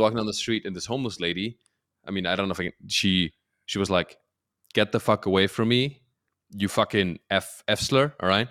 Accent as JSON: {"language": "English", "country": "Germany", "tie": "born or raised there", "also_born_or_lived": "Peru / New York City, United States", "moved": "as an adult", "lives_now": "Los Angeles, United States", "said": "Born and raised in Germany"}